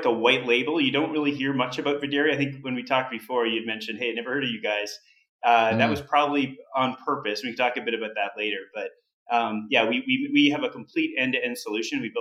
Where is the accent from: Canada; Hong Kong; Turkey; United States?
Canada; I'm Canadian